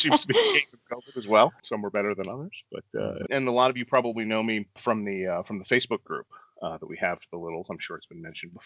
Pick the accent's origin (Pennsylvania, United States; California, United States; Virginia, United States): Virginia, United States; Northern; also born or lived in Washington, D.C.; growing up in D.C. or in the D.C. area, I'm actually from Northern Virginia